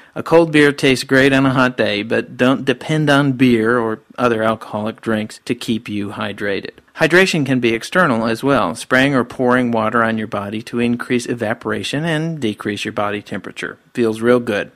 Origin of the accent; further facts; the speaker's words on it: Georgia, United States; those of us living in my home state of Georgia